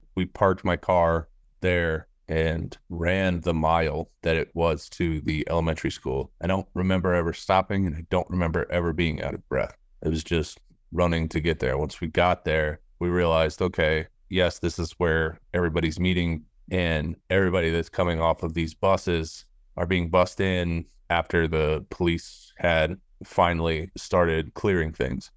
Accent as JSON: {"language": "English", "town": "Littleton", "region": "Colorado", "country": "United States", "tie": "born or raised there", "said": "I grew up in Littleton, Colorado"}